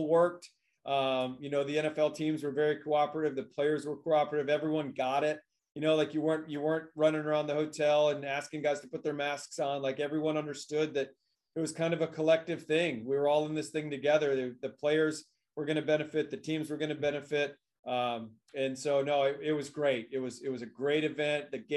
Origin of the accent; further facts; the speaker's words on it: Michigan, United States; moved away; the state of Michigan here in the United States, which is my home state.